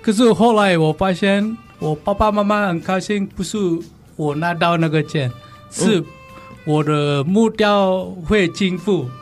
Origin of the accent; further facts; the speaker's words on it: Bali, Indonesia; Chinese is a second language; moved away as an adult; now in Tainan, Taiwan; 我们那边